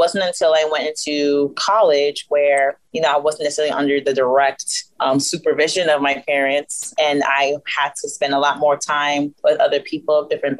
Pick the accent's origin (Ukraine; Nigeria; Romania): Nigeria; because I'm Nigerian and because people identify me as Black, and again, because of my Nigerian upbringing